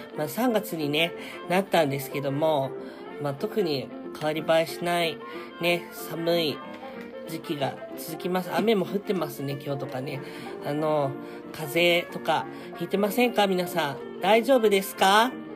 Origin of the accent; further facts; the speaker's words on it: Saitama, Japan; also born or lived in Belgium; ベルギー生まれ、埼玉育ち